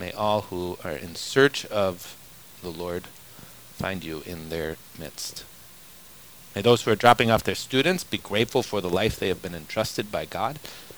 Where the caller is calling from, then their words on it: Mexico; I'm listening now from Mexico.